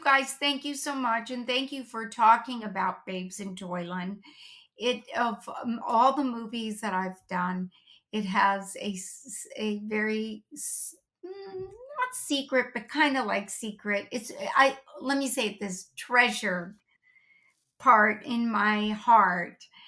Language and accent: English; Los Angeles, California, United States; We grew up in North Hollywood